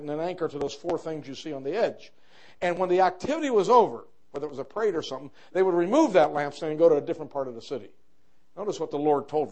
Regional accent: New York, United States; I come from New York

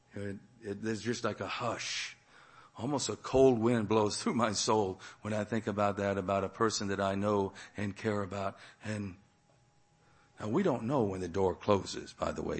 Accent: Texas, United States; also born or lived in Massachusetts; I was born in Massachusetts, but I was two years old when I came to Texas. So I'm not really a Texan by Texan's definition

